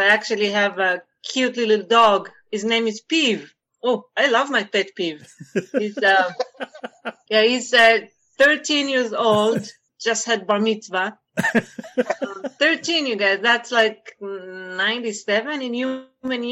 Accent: Israel; English is a second language; moved away as an adult; now in United States; I'm from Israel. I'm actually mixed Israeli French

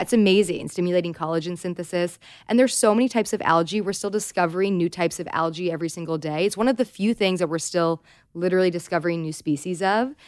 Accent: Southern California, United States; I grew up in Southern California

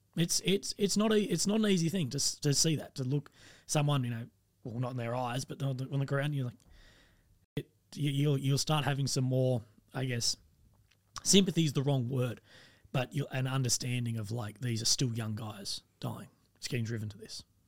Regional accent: Australia; I'm, I'm from Australia

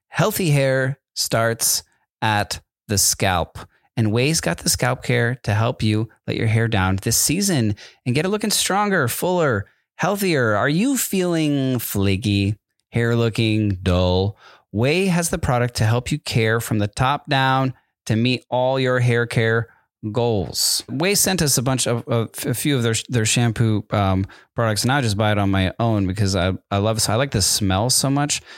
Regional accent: Connecticut, United States; also born or lived in Southern California; now in California, United States; I'm in Connecticut and I'm in sixth grade

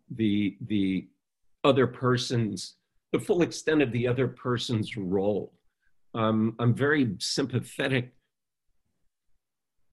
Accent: Baton Rouge, Louisiana, United States; when I was younger and growing up in Baton Rouge and starting to make films

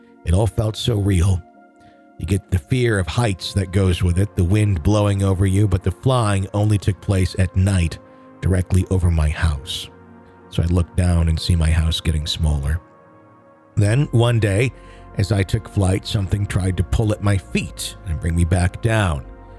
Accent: Cape Town, Western Cape, South Africa

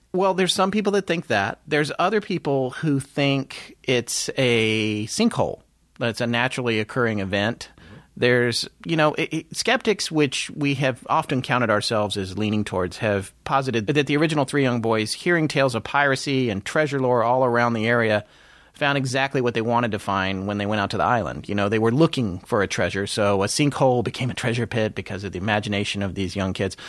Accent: the South, United States; accent: Southern; my Southern accent's gonna be a little dialed up

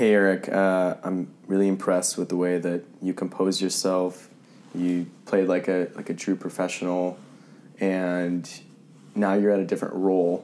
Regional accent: Redondo Beach, California, United States; I grew up here in Redondo.

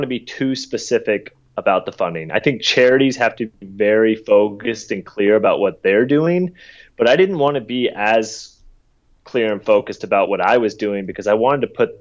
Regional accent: the South, United States; I grew up in the South

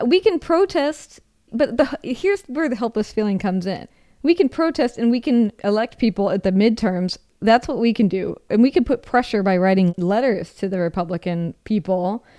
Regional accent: Seattle, Washington, United States; moved away as an adult; also born or lived in Rome; I'm from Seattle.

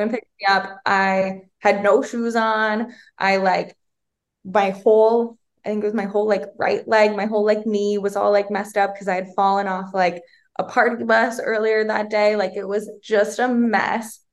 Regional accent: Minnesota, United States; moved away as an adult; also born or lived in Arizona; I'm originally from Minnesota

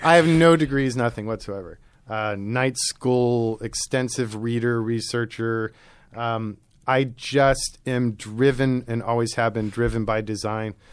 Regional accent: New York City, New York, United States; also born or lived in rural Maryland; Maryland and then New York City. And it was our move to New York City when I was eight that opened my eye. I was in rural Maryland on a farm

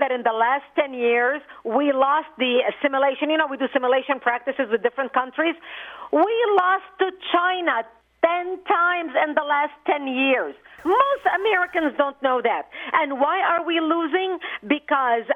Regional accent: Lebanon; now in United States; I immigrated from Lebanon.

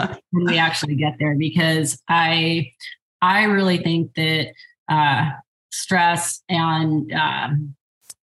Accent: United States; as an American

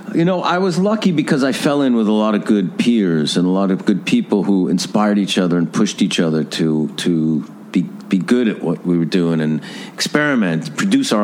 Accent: Mount Vernon, New York, United States; where I grew up in Mount Vernon

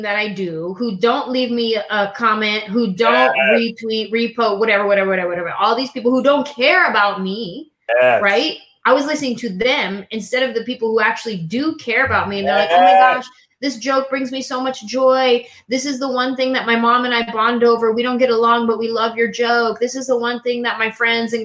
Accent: San Jose, California, United States; I grew up in San Jose, California

